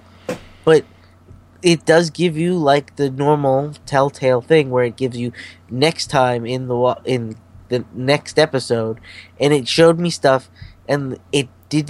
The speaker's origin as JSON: {"language": "English", "town": "Portland", "region": "Maine", "country": "United States", "tie": "born or raised there", "said": "my hometown, right down the street from me"}